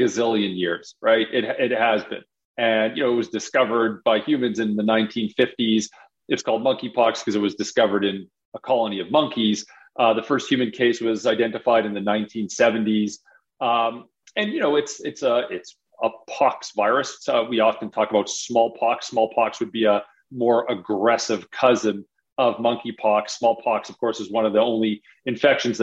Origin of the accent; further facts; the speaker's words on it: Calgary, Alberta, Canada; moved away as an adult; also born or lived in Toronto / Harvard; I grew up in Calgary, did my undergrad in Calgary